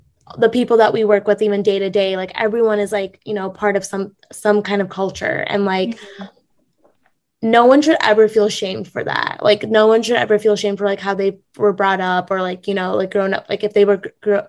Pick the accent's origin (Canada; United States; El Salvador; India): India; North India; even though Divya and I are both Indian, we're like, she's South Indian, I'm North Indian, and it's so different.